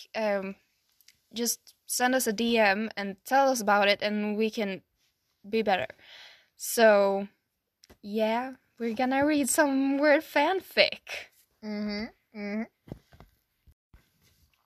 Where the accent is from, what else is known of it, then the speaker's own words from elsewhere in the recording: Sweden; English is a second language; we're from Sweden